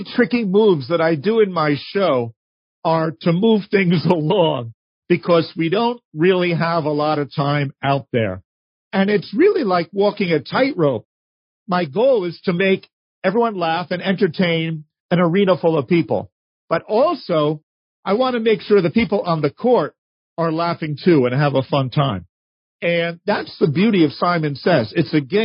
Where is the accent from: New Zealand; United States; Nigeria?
United States; New York; as a kid growing up in New York